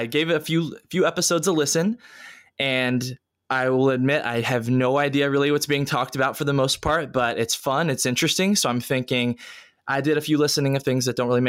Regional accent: Richmond, Virginia, United States; moved away as an adult; also born or lived in Atlanta, Georgia; now in Columbia, United States; I'm originally from Richmond, Virginia

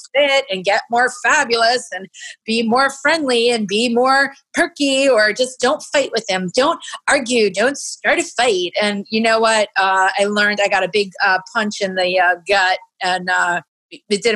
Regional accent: Princeton, New Jersey, United States; my hometown of Princeton

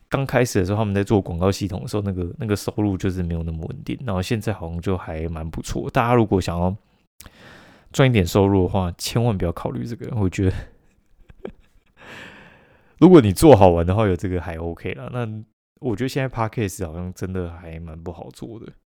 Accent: Kaohsiung, Taiwan; 因为我们高雄人嘛

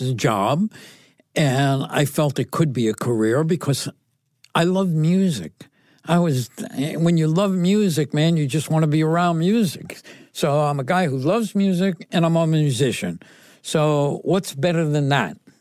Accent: New Haven, Connecticut, United States; growing up in Connecticut, I grew up, uh, on, uh, an area called City Point, and it was near the water

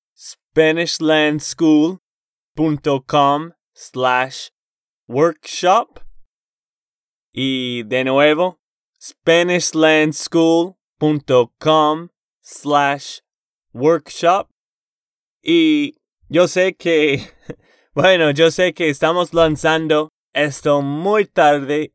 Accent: Texas, United States; de Texas, Estados Unidos

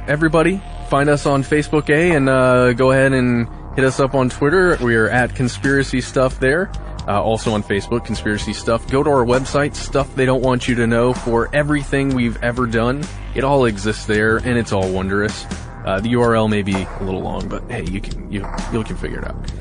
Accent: Alpharetta, Georgia, United States; born or raised there

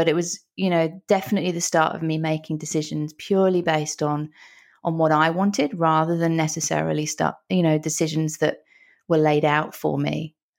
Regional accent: London, United Kingdom; moved away as an adult; now in Australia; Originally from London in the UK.

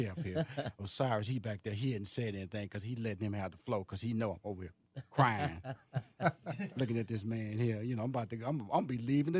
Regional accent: Houston, Texas, United States; I'm from Houston, Texas, boy.

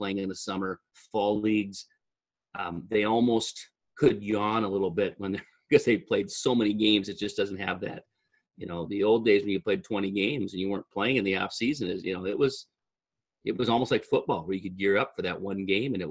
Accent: Mankato, Minnesota, United States; I'm from Mankato. I am the welcome back Cotter, I guess, for those of you who are old enough to appreciate some of that. I went to Mankato East, graduated '84

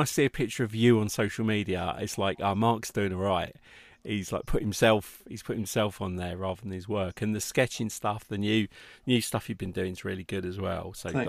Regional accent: United Kingdom; So I was born in Middlesex.

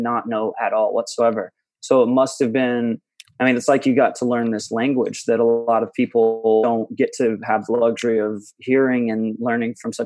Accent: Conway, Arkansas, United States; also born or lived in Little Rock, Arkansas; now in Los Angeles, United States; my family drove me very slowly back to Conway, and I grew up there

